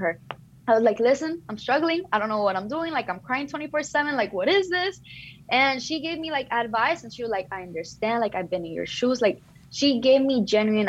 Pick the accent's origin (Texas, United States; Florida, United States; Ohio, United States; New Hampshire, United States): Florida, United States; Miami; first language Spanish; English is a second language; moved away as an adult; now in Boston, United States; I was born and raised in Miami.